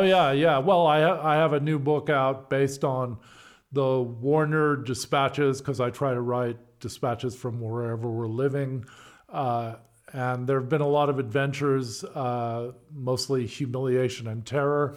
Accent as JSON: {"language": "English", "region": "California", "country": "United States", "also_born_or_lived": "Berkeley / New Zealand / Moscow / Ireland", "moved": "as an adult", "said": "I'm a Californian"}